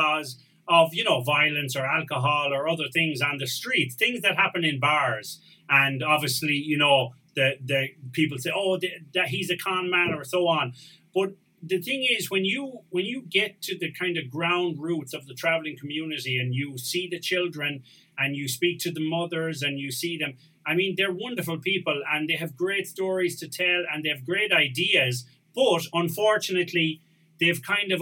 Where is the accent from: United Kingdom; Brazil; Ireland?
Ireland; Tuam, Connacht; moved away as an adult; now in Spain; I'm from Cahir Finn and I grew up going to school in Tuam